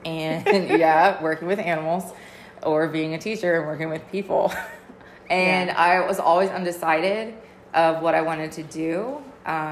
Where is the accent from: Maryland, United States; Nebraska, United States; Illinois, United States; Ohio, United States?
Ohio, United States; Cincinnati; moved away as an adult; now in Georgia, United States; I'm actually from Cincinnati, Ohio. Basically born and raised, and moved to Georgia in 2010 for my husband's job